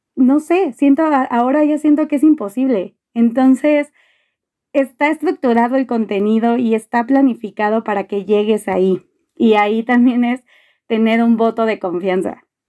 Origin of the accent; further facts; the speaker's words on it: Mexico City, Mexico; soy de la Ciudad de México